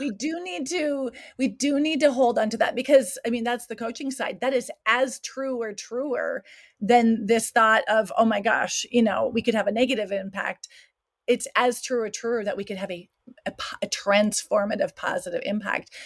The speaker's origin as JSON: {"language": "English", "town": "Williston", "region": "North Dakota", "country": "United States", "tie": "born or raised there", "also_born_or_lived": "South Africa", "moved": "as an adult", "lives_now": "Switzerland", "said": "born and raised in Williston, North Dakota"}